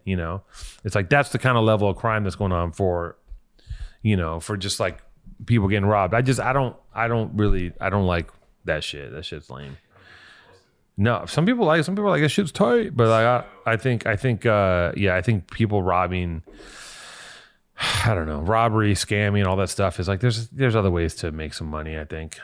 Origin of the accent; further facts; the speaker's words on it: Los Angeles, California, United States; I'm from here